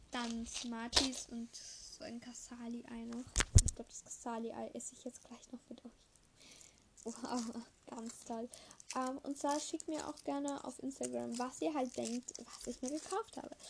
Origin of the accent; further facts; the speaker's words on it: Eastern Austria, Austria; bei uns im Osten, in Österreich, haben wir wieder einen Lockdown.